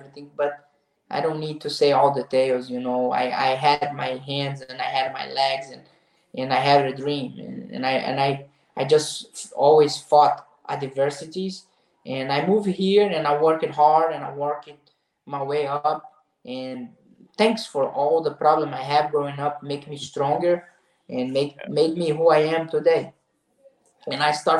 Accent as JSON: {"language": "English", "town": "Nova Friburgo", "region": "Rio de Janeiro", "country": "Brazil", "tie": "born or raised there", "second_language": "English", "moved": "yes", "lives_now": "United States", "said": "I'm 2 hours from Rio de Janeiro city. I'm from Nova Friburgo in the mountains, the same town Edson Barbosa is from. And I grew up there"}